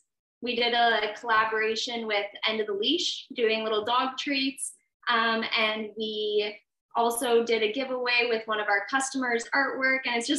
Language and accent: English; Pakenham, Ontario, Canada; I'm from Pakenham